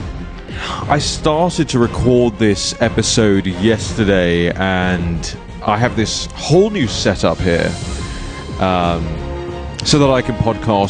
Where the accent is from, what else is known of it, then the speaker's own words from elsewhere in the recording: United Kingdom; moved away; In the UK, we have things called constituency surgeries.